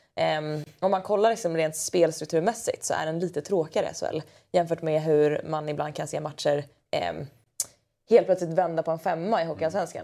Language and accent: Swedish; Leksand, Dalarna County, Sweden; jag kommer ju från Leksand